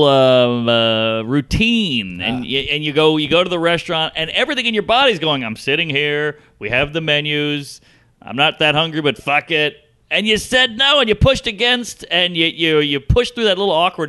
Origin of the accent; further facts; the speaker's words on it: Louisiana, United States; now in New York, United States; I grew up in Louisiana.